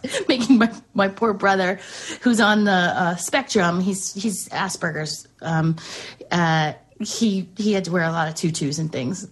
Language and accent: English; Westchester, New York, United States; moved away; also born or lived in Charlotte, North Carolina; I grew up in Westchester